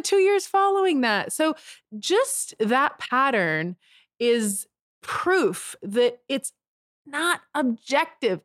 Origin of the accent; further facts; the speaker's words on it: Canada; moved away as an adult; because I'm Canadian